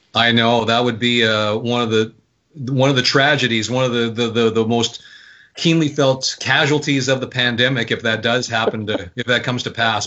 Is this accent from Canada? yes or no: yes; Winnipeg, Manitoba, Canada; moved away as an adult; also born or lived in Vancouver; I was born in Vancouver, but my family moved there to Winnipeg when I was young. So I consider Winnipeg my hometown grew up there